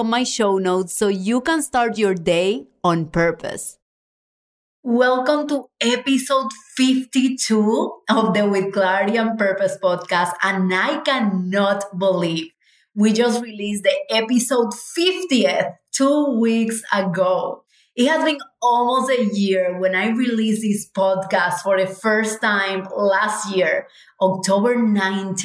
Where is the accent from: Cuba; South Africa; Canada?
Cuba; moved away; we are from Cuba.